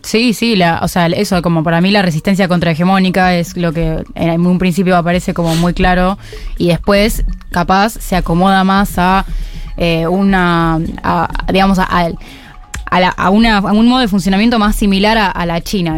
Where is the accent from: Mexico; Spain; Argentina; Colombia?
Argentina